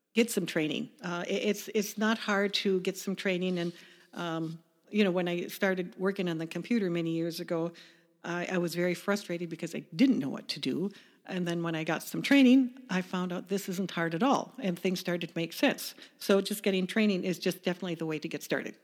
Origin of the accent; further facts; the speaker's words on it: Chicago suburbs, Illinois, United States; moved away as an adult; also born or lived in Wisconsin / Clintonville / Colorado / Atlanta, Georgia; so we were born in Chicago, raised in the suburbs